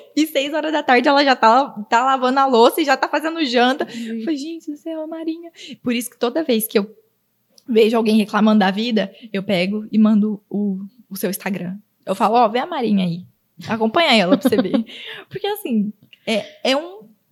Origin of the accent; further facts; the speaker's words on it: Auriflama, São Paulo, Brazil; now in Araçatuba, Brazil; Eu vim de uma cidade super pequena. Tem, hoje em dia deve ter 17 mil habitantes